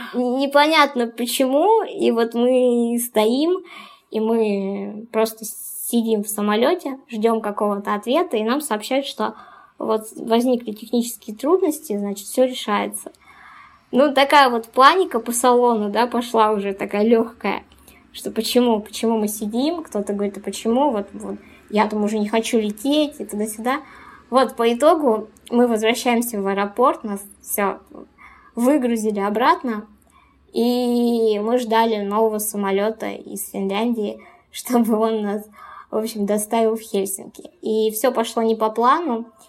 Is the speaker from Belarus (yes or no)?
no; Ukraine; моя юность э, прошла в тусовках, в клубах, в поездках на море, потому что я из Украины